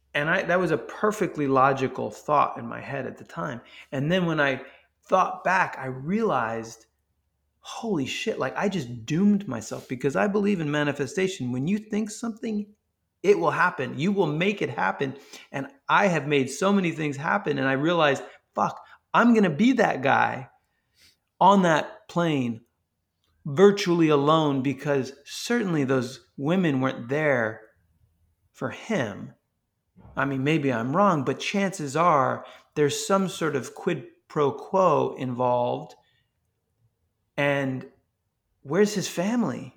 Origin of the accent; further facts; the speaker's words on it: New York, United States; moved away as an adult; now in Texas, United States; growing up in New York